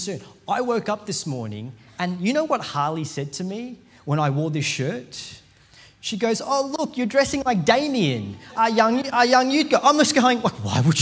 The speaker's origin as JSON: {"language": "English", "country": "India", "said": "I'm Indian"}